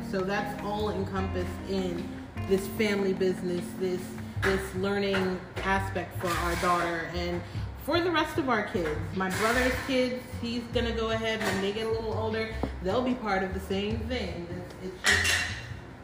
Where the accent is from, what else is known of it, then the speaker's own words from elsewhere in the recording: New York City, New York, United States; now in Florida, United States; we're all from Brooklyn